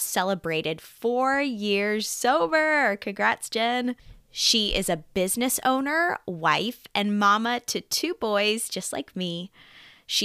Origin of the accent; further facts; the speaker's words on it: Lancaster, Pennsylvania, United States; also born or lived in Nashville, Tennessee; my hometown, yes. Lancaster, yes. Pennsylvania